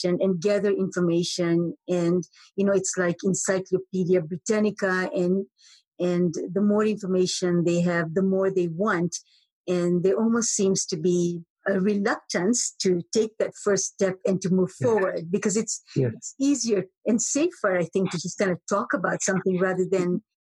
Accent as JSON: {"language": "English", "town": "Moshi", "region": "Kilimanjaro", "country": "Tanzania", "tie": "born or raised there", "said": "I grew up in Moshi, Tanzania, and every morning I would peer through the window to always see the mountain."}